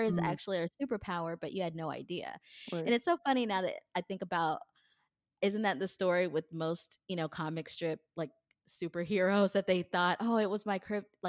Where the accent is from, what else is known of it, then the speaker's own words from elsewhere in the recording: Kenya; I'm a Kenyan, and Kenyan women are really not supposed to express anger